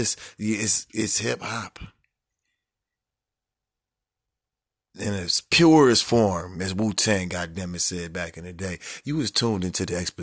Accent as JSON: {"language": "English", "country": "United States", "said": "We come from a gang culture. We come from America."}